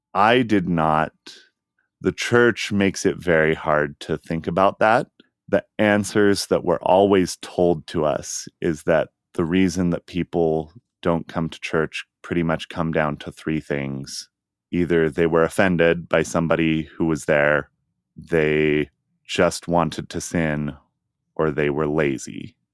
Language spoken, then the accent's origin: English; Utah, United States; Growing up in Utah, it's really hard to have any sort of social life without being part of the Mormon church